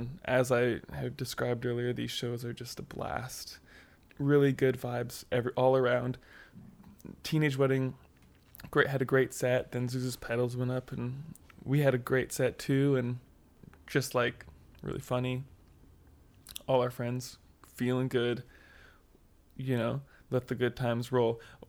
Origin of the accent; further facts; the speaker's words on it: Duncan, British Columbia, Canada; we grew up playing in Duncan too, and Duncan is, like, a really unusual place.